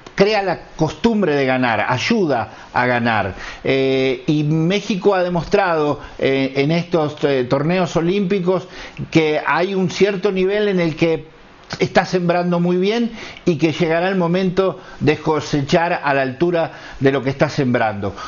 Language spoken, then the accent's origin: Spanish; Argentina; soy argentino